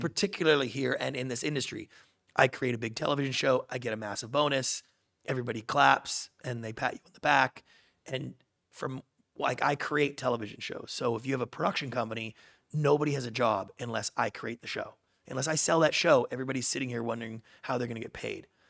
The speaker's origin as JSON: {"language": "English", "country": "Canada", "tie": "born or raised there", "moved": "yes", "said": "I grew up in Canada"}